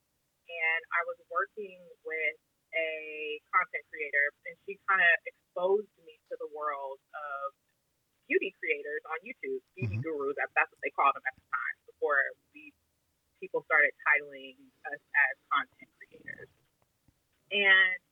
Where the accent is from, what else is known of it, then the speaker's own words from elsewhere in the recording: Omaha, Nebraska, United States; moved away as an adult; now in Santa Clarita, United States; I am from Omaha, Nebraska. I'm currently living in Santa Clarita, California. I moved here about 5 years ago